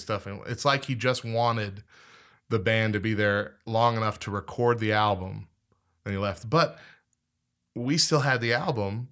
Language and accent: English; Clovis, New Mexico, United States; born or raised there